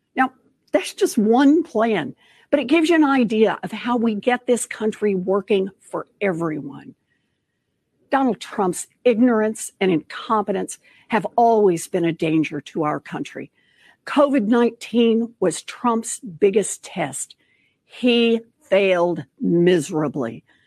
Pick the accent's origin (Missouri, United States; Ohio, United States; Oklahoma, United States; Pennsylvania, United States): Oklahoma, United States; moved away as an adult; also born or lived in Texas; As a little girl growing up in Oklahoma